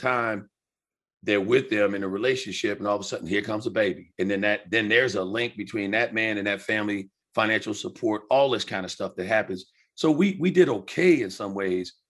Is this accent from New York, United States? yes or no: yes; Riverhead, New York, United States; moved away as an adult; also born or lived in the South (summers); I grew up on Long Island with my aunt instead of my biological mom.